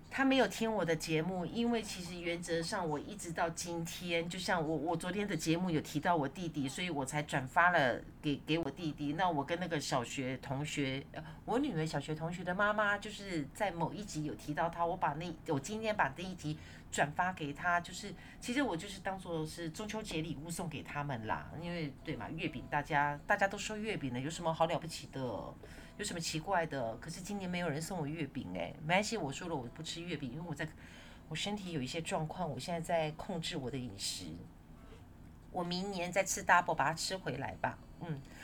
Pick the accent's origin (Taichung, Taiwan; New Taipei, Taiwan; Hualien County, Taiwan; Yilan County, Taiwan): New Taipei, Taiwan; Yonghe; 就是那一大块的那个公园，我小时候住在那边，那是因为要盖公园，不得已我才搬家的，因为我们家的房子呢被拆掉了